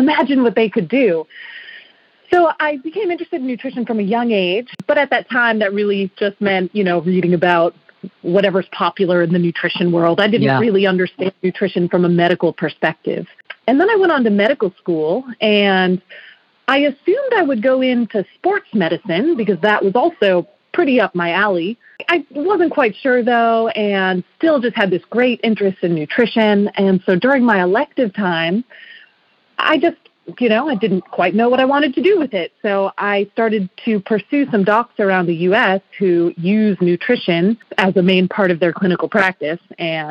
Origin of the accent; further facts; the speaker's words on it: Massachusetts, United States; moved away; I'm actually from Massachusetts, and I was a team figure skater growing up